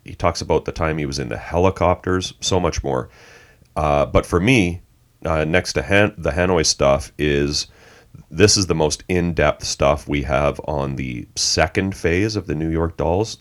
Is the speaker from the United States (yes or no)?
no; Canada; I grew up a metalhead in Canada in the eighties